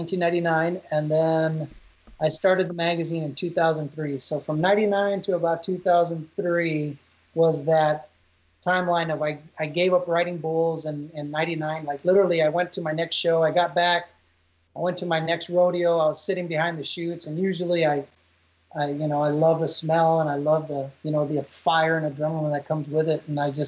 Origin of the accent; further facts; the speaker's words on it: Texas, United States; In my 20s, being a Texan, I used to ride bulls and I rode bulls for quite a while.